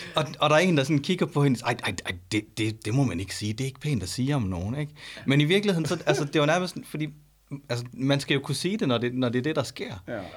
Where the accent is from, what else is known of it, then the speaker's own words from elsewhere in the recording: Denmark; jeg er jo født og opvokset i Danmark